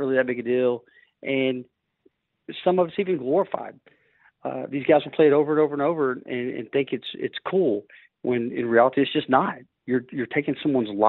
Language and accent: English; Cloverleaf, Texas, United States; Well, I grew up in the Cloverleaf area, and if anybody knows that area over in North Shore, it's not the nicest of areas